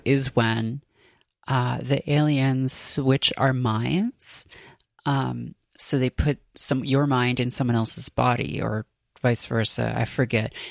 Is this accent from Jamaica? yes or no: no; Canada; moved away as an adult; now in United States; I grew up in Canada